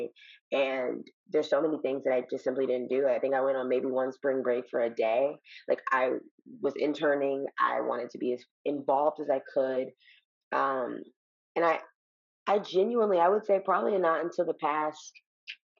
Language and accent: English; Chicago, Illinois, United States; now in Los Angeles, United States; I'm from Chicago